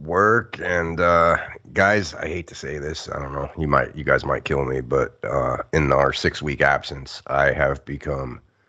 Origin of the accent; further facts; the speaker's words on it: United States; as an American sports viewer and fan all my life